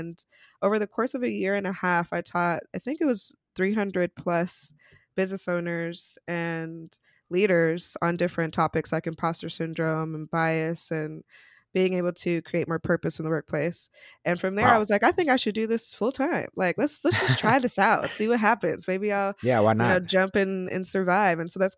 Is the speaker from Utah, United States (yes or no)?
yes; Utah, United States; moved away as an adult; now in New York City, United States; so I'm originally from Utah, which is definitely a place that you don't really see a lot of Black folks, but there till I was 18. And then I moved to New York City